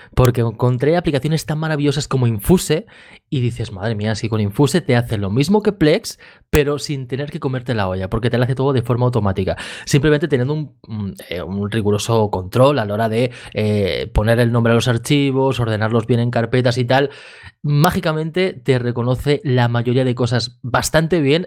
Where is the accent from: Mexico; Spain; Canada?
Spain; Badalona, Catalonia; yo aquí de Badalona